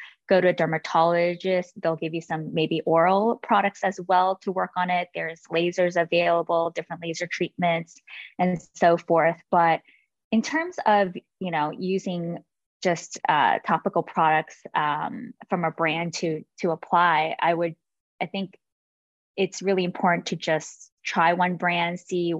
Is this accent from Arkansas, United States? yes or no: no; California, United States; I grew up in California